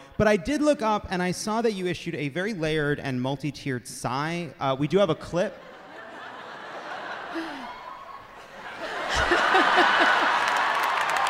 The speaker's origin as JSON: {"language": "English", "area": "Long Island", "region": "New York", "country": "United States", "moved": "yes", "lives_now": "Los Angeles, United States", "said": "I'm from Long Island"}